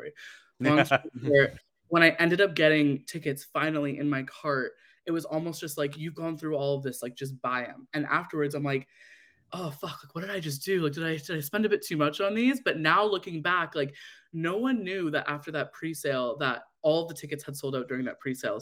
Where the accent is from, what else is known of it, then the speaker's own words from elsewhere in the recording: Canada; as a Canadian Swiftie